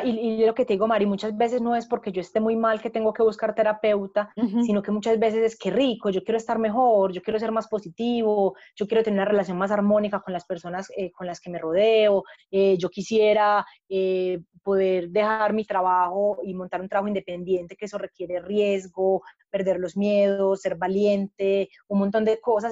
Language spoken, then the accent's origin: Spanish; Paisa, Antioquia, Colombia; yo soy paisa, estoy en, el, centro gestáltico de Medellín